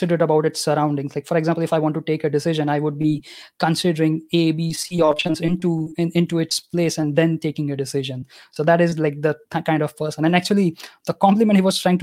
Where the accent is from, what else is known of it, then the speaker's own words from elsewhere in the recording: Gujarat, India; first language Gujarati; English is a second language; My native language is Gujarati because I'm from Gujarat